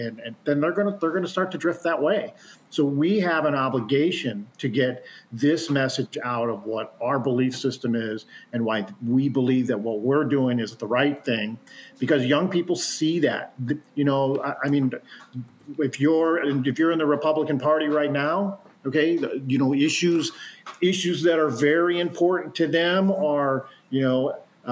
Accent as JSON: {"language": "English", "area": "St. Louis County", "region": "Missouri", "country": "United States", "tie": "born or raised there", "said": "I grew up in St. Louis County"}